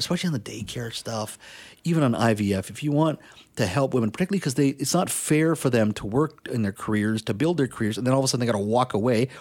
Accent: India; moved away; I was born in India. I was the oldest of three

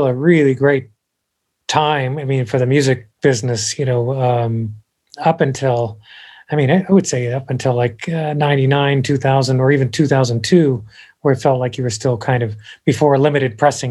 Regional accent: Champaign, Illinois, United States; moved away as an adult; now in Nashville, United States; I'm from Champaign, Illinois originally.

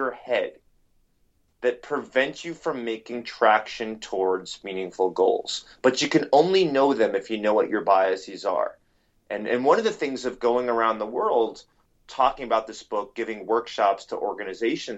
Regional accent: New York City, New York, United States; growing up in New York City

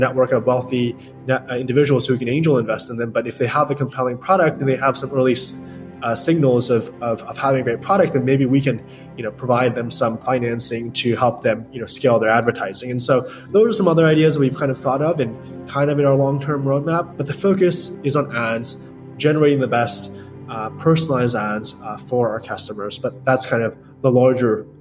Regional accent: New York, United States; I grew up in New York

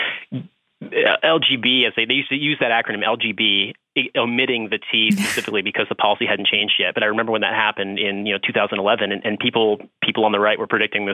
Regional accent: Midwest, United States; now in New York, United States; I'm from the Midwest and I live in New York

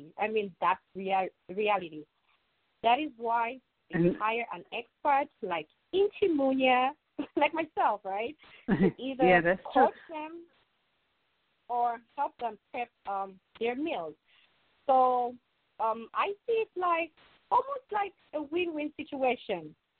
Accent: New York City, New York, United States; And as a New Yorker, I'm here to actually do what I love, helping them organize and helping them prep.

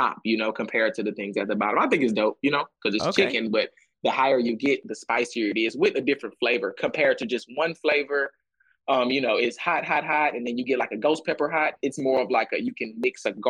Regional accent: Texas, United States; being from Texas

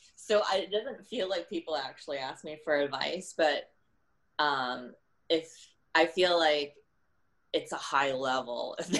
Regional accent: Milwaukee, Wisconsin, United States; moved away as an adult; now in Los Angeles, United States; I was born right like birth through 17 in um, the suburbs of Milwaukee, Wisconsin

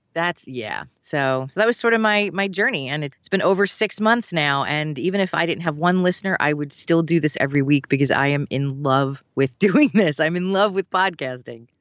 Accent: Philadelphia, Pennsylvania, United States; also born or lived in Valley Forge area, Pennsylvania; growing up in Philadelphia

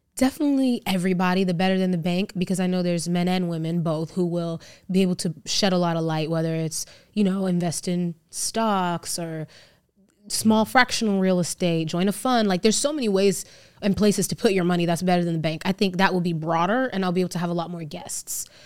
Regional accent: Las Vegas, Nevada, United States; So I live in Vegas, I grew up in Vegas

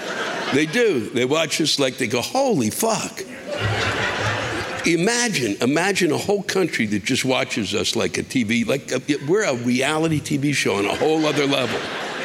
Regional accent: Canada; as a Canadian living in the snow tundra, we seem to use sarcasm to help get through these endless fucking snowstorms that come every fucking weekend here on the East Coast.

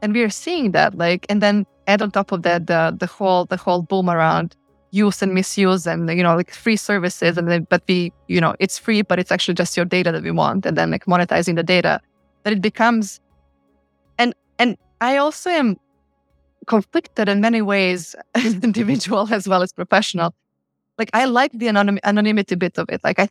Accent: Podgorica, Montenegro; moved away as an adult; now in Geneva, Switzerland; growing up in Podgorica in the war years

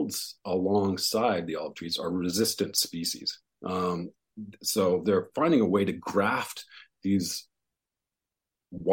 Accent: West Coast, Canada; moved away; also born or lived in Montreal; I grew up on the West Coast

